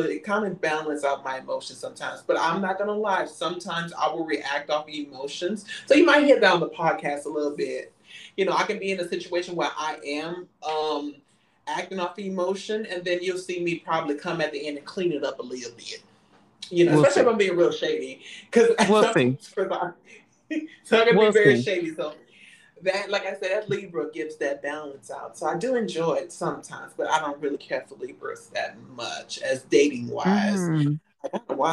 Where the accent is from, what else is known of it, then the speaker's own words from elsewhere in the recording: New Orleans, Louisiana, United States; now in Houston, United States; I'm from New Orleans, you know, that's where I'm from, and you know, and I reside in Houston